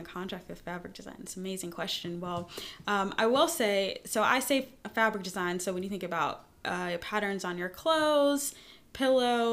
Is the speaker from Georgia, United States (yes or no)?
no; Tacoma, Washington, United States; accent: New York; moved away as an adult; also born or lived in New York; now in North Carolina, United States; I was born and raised in Tacoma, Washington, Tacktown.